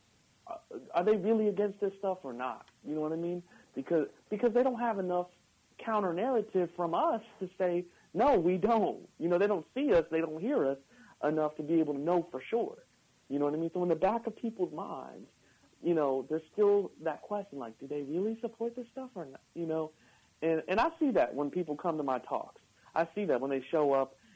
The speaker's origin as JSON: {"language": "English", "country": "United States", "said": "We're Americans"}